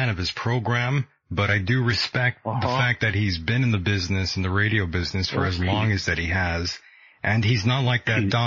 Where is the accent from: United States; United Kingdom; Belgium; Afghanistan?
United Kingdom; England; I'm from England